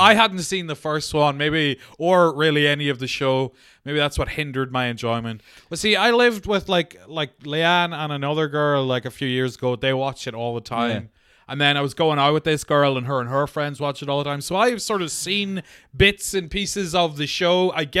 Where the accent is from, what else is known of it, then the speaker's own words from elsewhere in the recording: New York, United States; I'm a New Yorker. I love cack and I love sausage and peppers, all right?